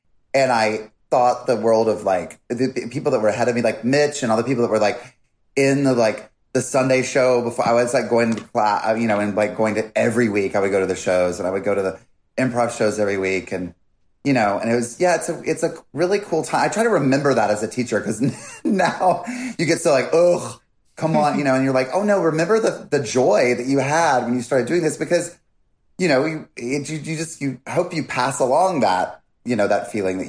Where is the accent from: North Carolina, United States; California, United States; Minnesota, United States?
North Carolina, United States; growing up in North Carolina